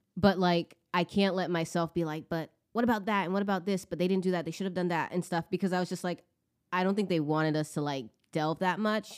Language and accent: English; United States; as an American being and like here in this country too